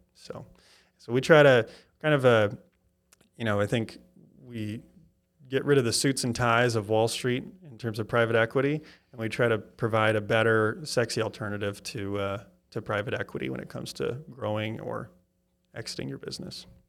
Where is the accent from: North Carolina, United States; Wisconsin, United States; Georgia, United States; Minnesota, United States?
Wisconsin, United States; now in Kansas City, United States; I'm from Wisconsin, so I kinda have the, gonna be Packers in my blood